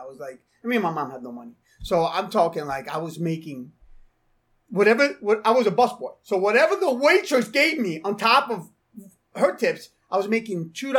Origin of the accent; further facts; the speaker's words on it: North Bergen, New Jersey, United States; also born or lived in Florida; I was born and raised in Jersey. I'm a North Bergen kid.